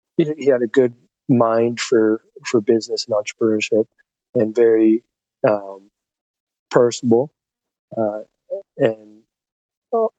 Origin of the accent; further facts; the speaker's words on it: London, Ontario, Canada; born or raised there